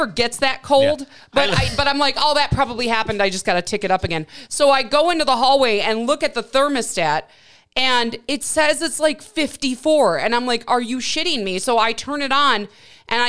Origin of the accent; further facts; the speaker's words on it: Midwest, United States; also born or lived in Milwaukee, Wisconsin / Michigan; I was born and raised in the Midwest